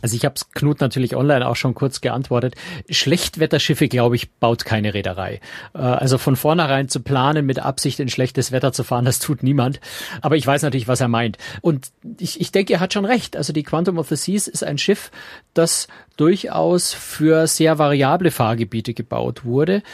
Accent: Bavaria, Germany; als Bayer

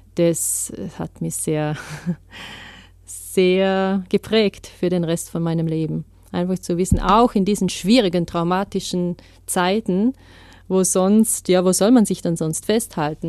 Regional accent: Vorarlberg, Austria; moved away as an adult; Ich bin in Vorarlberg aufgewachsen, bin eigentlich Schweizerin und Französin, aber habe mein ganzes Leben in Österreich verbracht

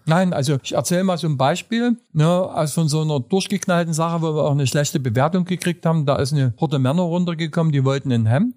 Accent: Saxony, Germany; accent: Saxon; also born or lived in Berlin; now in Dresden, Germany

